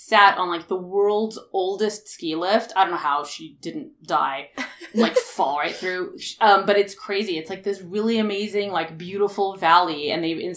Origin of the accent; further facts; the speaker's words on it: United States; I personally am a first-generation American. I was born here.